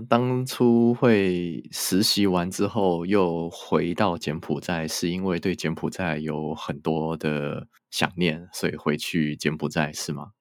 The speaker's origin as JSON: {"language": "Chinese", "country": "Taiwan", "said": "我们台湾人对于红色高棉应该是理解的没有很多啦"}